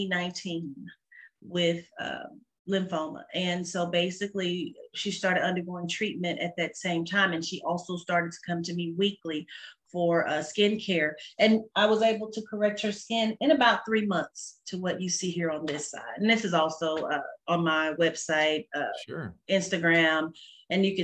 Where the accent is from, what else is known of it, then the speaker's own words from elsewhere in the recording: Dallas, Texas, United States; I'm originally from Dallas, North Dallas, and graduated from Richardson High School